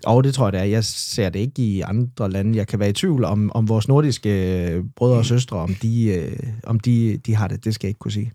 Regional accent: Esbjerg, Southern Denmark, Denmark; Nørregade 73 her i Esbjerg, og, øhm, og der boede vi faktisk de første fem år af mit liv

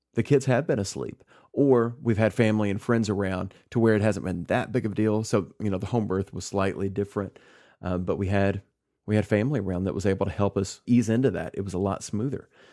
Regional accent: Kentucky, United States; moved away as an adult; I'm back in my hometown. My parents are here. Sarah's parents are here. We've got that built-in network, and that's one reason that we moved back here to Kentucky

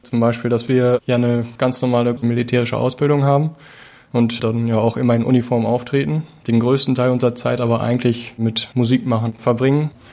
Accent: near Münster, North Rhine-Westphalia, Germany; Ich komme aus Egerswinkel, das ist in der Nähe von Münster

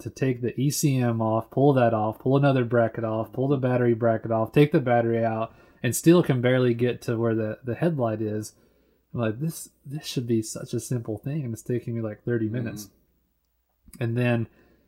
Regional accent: United States; I'm from America too

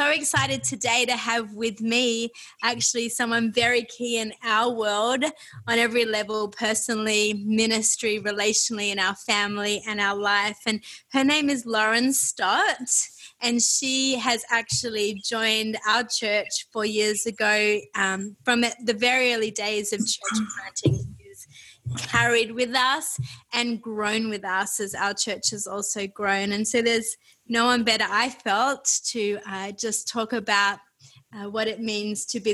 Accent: Australia; as an Australian

